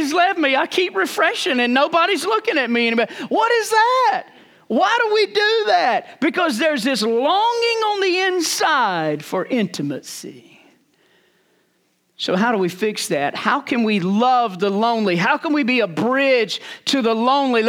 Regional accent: Rocky Mount, North Carolina, United States; born or raised there

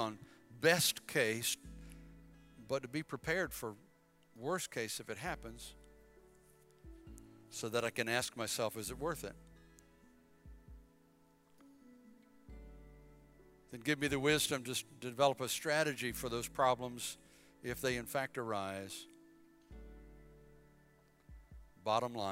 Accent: Bladenboro, North Carolina, United States; moved away as an adult; also born or lived in Philippines / Chesapeake, Virginia; I'm from Bladenboro. Little old town, so small, they had a traffic light for many years.

